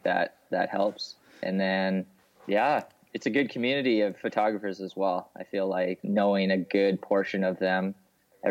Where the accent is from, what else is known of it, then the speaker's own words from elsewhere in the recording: Salmon Arm, British Columbia, Canada; now in Vancouver, Canada; I grew up in BC in a smaller town just outside, about 5 hours from Vancouver, called Salmon Arm